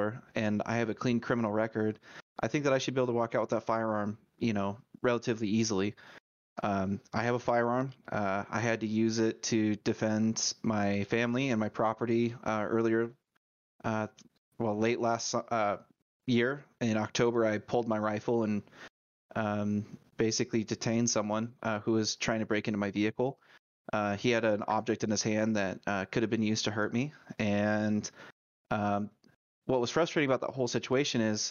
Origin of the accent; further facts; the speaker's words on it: Idaho, United States; I grew up in Idaho